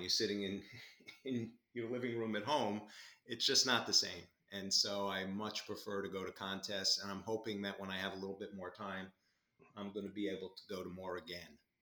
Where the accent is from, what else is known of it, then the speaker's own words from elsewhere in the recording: Long Island, New York, United States; also born or lived in Albany, New York; I grew up on Long Island in New York